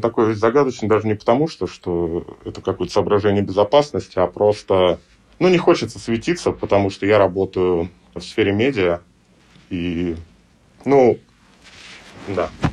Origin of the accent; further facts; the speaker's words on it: Russia; я из России